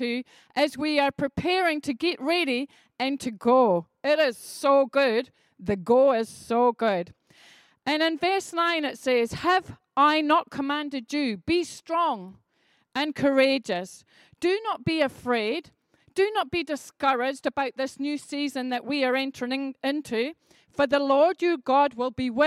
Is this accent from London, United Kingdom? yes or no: no; Edinburgh, Scotland, United Kingdom; I grew up in Edinburgh where there were loads and loads of traffic lights